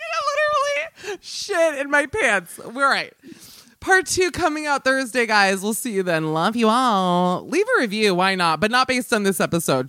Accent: United States; as an American

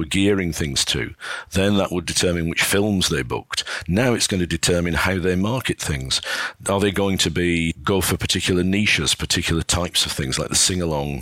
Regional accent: Burnley, North West England, United Kingdom; moved away; also born or lived in Edinburgh; the Odeon in my hometown, Burnley

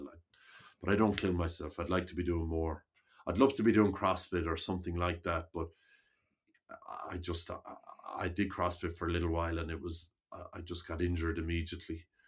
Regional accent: Limerick, Munster, Ireland; I grew up in Limerick

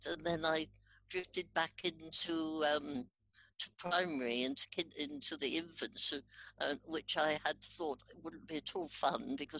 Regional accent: Park Street, East of England, United Kingdom; also born or lived in Radlett; I grew up in Hertfordshire in a little village in between St Albans and Radlett in Hertfordshire. I was born in Radlett and then we moved into the little village called

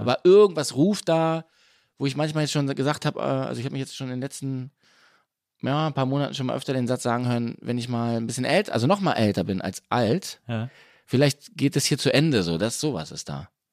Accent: Berlin, Germany; moved away as an adult; now in Munich, Germany; meine Eltern sind im Grunde aus Köpenick ja. und sind mit mir dann eben, also mit meiner Schwester und mir, äh, dann eben in den 80er Jahren nach Prenzlauer Berg gezogen

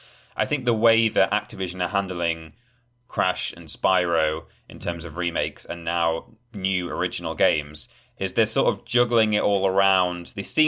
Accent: Yorkshire and the Humber, United Kingdom; You know, some people, you know, I'm from Yorkshire, Ben.

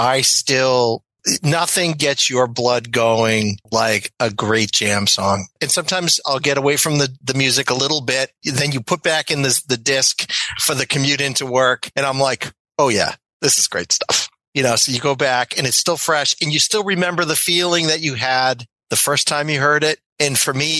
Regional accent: United States; I'm American

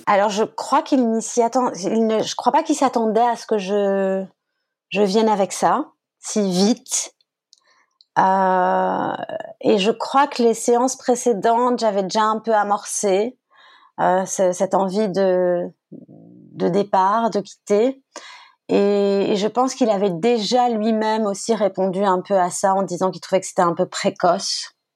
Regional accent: France; moved away as an adult; also born or lived in Brussels, Belgium; j'ai quitté la France

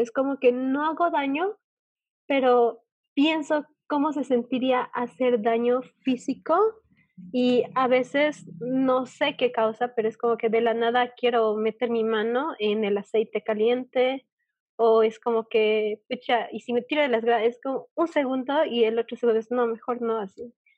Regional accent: Bolivia; yo eh, de Bolivia

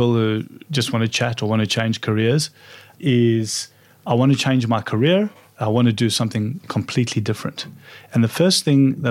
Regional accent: Johannesburg, Gauteng, South Africa; moved away as an adult; now in Australia; growing up in South Africa

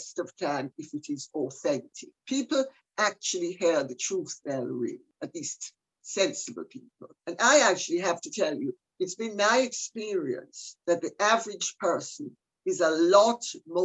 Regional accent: Jamaica; I'm Jamaican

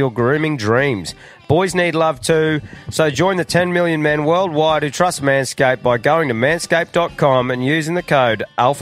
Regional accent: Morayfield, Queensland, Australia; I was from Merionvale

